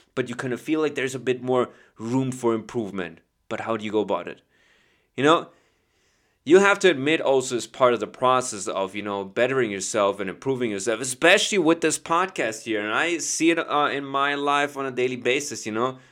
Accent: Chicago, Illinois, United States; I'm from Chicago

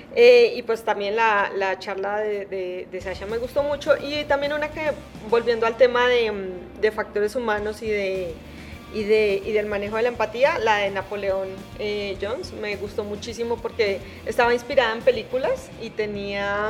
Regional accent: Garagoa, Boyacá, Colombia; now in Bogotá, Colombia; soy colombiana, soy, eh, soy de un pueblo que se llama Garagoa, en Boyacá

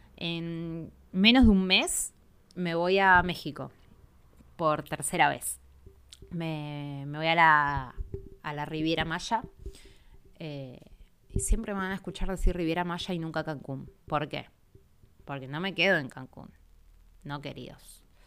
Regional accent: Argentina; soy argentina

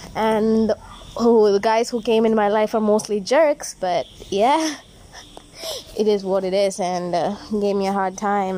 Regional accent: India; as an Indian and proud to be one

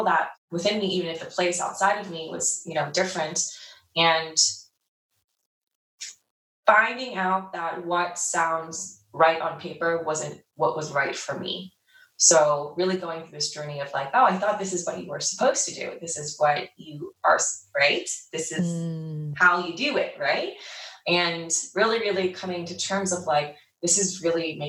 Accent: New Jersey, United States; moved away as an adult; now in Los Angeles, United States; I grew up in New Jersey on the East Coast. I'm based in LA now

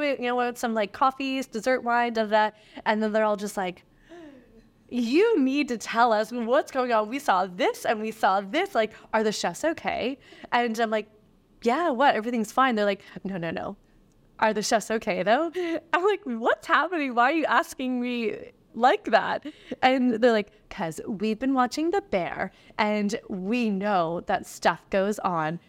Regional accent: East Coast of Canada, Canada; moved away; I'm from the East Coast of Canada, and I remember all that happening while I was in high school.

